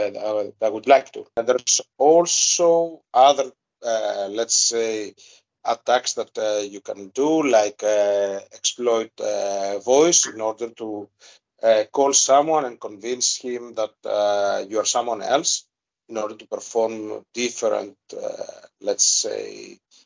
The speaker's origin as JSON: {"language": "English", "country": "Greece", "first_language": "Greek", "second_language": "English", "said": "my native language. I'm a bit more fluent in Greek"}